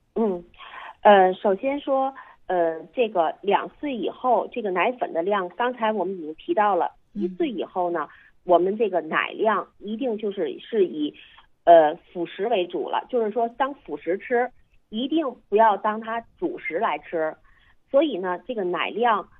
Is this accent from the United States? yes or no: no; China; 我们中国人